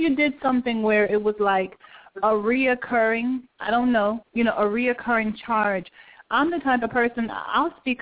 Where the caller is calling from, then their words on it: Atlanta, Georgia, United States; I'm calling from Atlanta